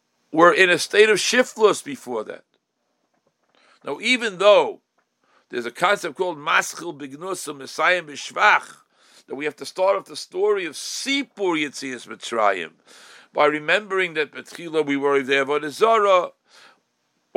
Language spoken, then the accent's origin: English; United States; as an American on both sides, with grandparents who lived in America, and great-grandparents who lived in America